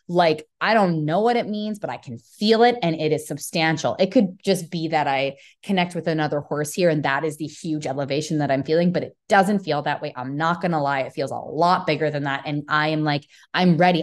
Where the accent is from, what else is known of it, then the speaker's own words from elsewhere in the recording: Calgary, Alberta, Canada; moved away as an adult; now in Texas, United States; I came from Calgary, Alberta, you know, which has that country-esque root within it. And now I'm in Texas